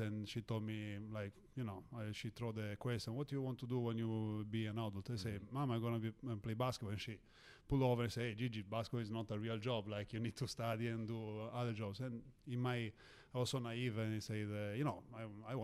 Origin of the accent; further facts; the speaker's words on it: Olbia, Sardinia, Italy; moved away; also born or lived in Rome / Istanbul; Me living in Sardinia was a little bit different because I didn't have this opportunity to watch live games of Serie A. Like the top team of Olbia, my hometown